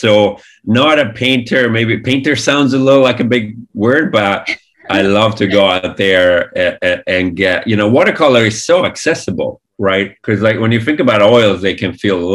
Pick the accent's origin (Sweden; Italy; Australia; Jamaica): Italy; moved away as an adult; all this amazing animation that we grew up with in Italy